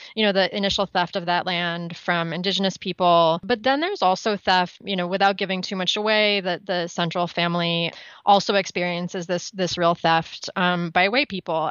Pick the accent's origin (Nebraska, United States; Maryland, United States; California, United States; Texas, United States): California, United States; Los Angeles; moved away; I'm from Los Angeles